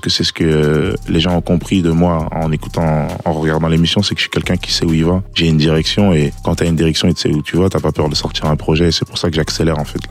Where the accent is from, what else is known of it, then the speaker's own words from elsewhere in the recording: Liège, Wallonia, Belgium; la ville de Liège, de là où j'ai grandi